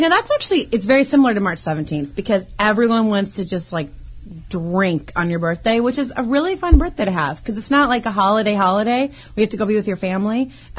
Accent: Minnesota, United States; We're both from Minnesota, my husband.

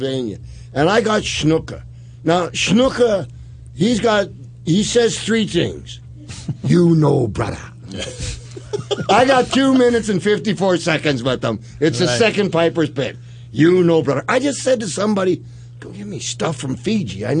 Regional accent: Saskatoon, Saskatchewan, Canada; I'm from Saskatoon

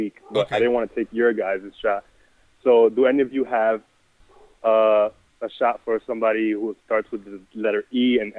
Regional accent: New York, United States; I'm still a New Yorker, man.

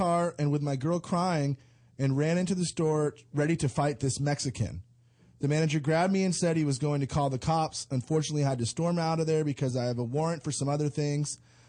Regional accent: England, United Kingdom; I'm English.

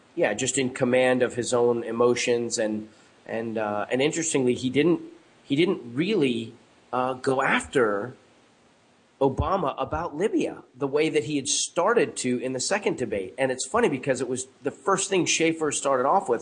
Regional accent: United States; States of America my home country

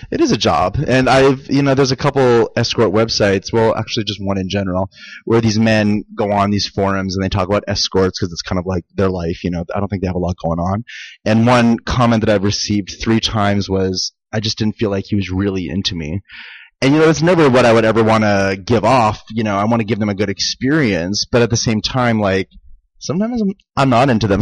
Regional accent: Saskatchewan, Canada; moved away as an adult; also born or lived in Las Vegas, United States; now in Los Angeles, United States; grew up in Canada. Yeah, I'm from Saskatchewan, Canada

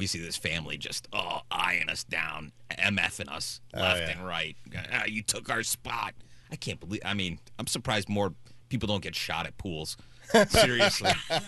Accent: Texas, United States; I'm from Texas.

